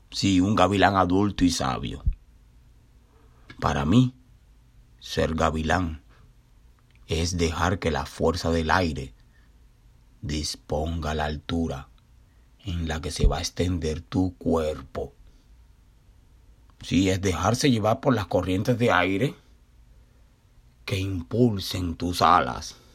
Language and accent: Spanish; Cuba; now in Brooklyn, United States; me recordó a una vecinita mía de mi pueblito natal allá en Cuba.